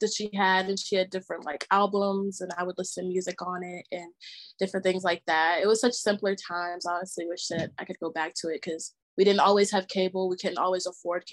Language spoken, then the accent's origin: English; Chattanooga, Tennessee, United States; I grew up in Chattanooga, Tennessee. Been here my whole life